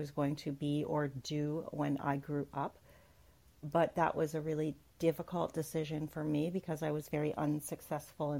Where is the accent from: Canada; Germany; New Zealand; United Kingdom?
Canada; I'm Canadian.